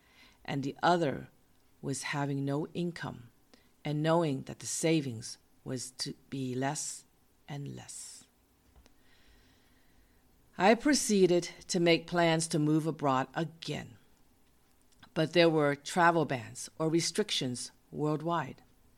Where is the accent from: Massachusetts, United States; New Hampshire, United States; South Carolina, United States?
Massachusetts, United States; Boston; He was from California and I was from Massachusetts. We met in my hometown of Boston.